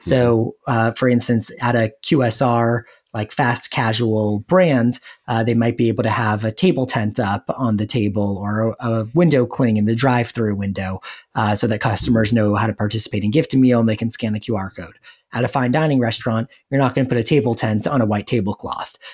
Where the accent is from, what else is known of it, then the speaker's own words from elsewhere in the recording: Los Angeles, California, United States; moved away as an adult; now in Saint Louis, United States; I'm originally from Los Angeles, and I came out to Saint Louis